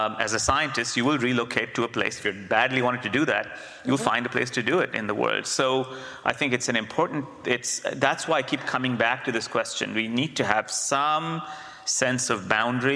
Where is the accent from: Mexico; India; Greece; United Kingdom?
India; moved away; I grew up in India, the cultural brain